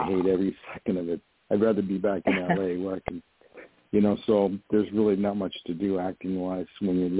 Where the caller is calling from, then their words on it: Poughkeepsie, New York, United States; I'm calling from New York.